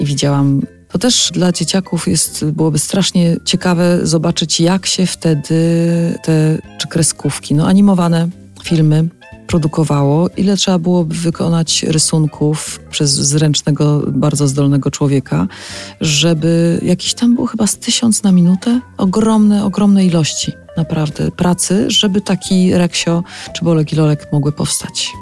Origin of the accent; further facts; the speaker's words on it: Bielsko-Biała, Silesian Voivodeship, Poland; moved away as an adult; Tam się urodziłam, tam spędziłam dzieciństwo, dorastanie